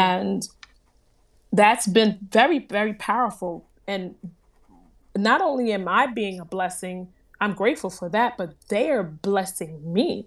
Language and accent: English; New Jersey, United States; I am from New Jersey, born and raised. My family is from Haiti